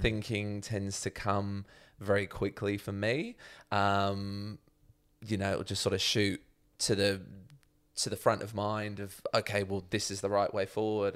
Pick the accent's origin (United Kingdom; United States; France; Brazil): United Kingdom; Chalfont St Peter, South East England; moved away as an adult; now in Melbourne, Australia; I was born in mm. Chalfont St. Peter